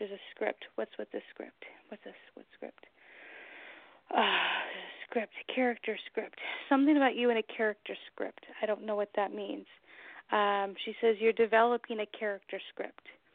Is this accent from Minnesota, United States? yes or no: no; Long Beach, California, United States; moved away as an adult; now in New Hampshire, United States; I'm originally from Long Beach, California, the whole other side of the country